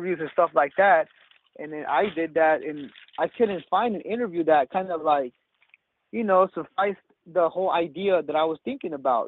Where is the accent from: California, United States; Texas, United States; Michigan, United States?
California, United States; Salinas; born and raised in Salinas